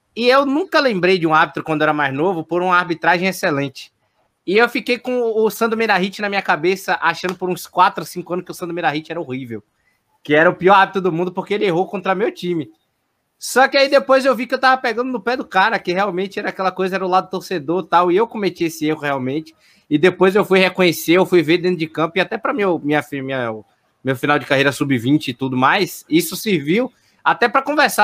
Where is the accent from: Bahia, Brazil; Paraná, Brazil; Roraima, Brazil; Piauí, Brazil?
Bahia, Brazil; Salvador; fui criado no Barradão, praticamente